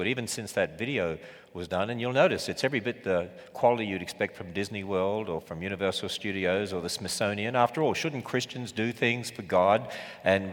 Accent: Australia; accent: Australian; I was from Australia

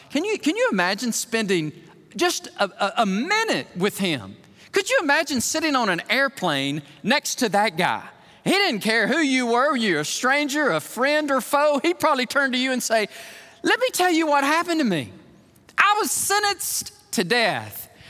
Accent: Alabama, United States; I'm from Alabama

